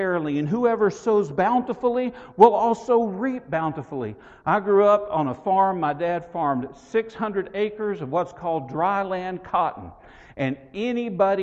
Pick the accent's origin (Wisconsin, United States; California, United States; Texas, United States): Texas, United States; West; I grew up in West Texas